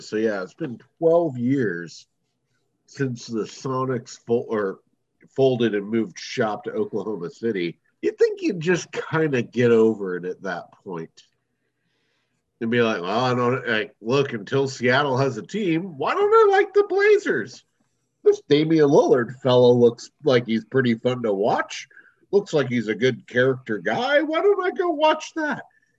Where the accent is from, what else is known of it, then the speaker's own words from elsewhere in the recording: Ireland; I'm Irish.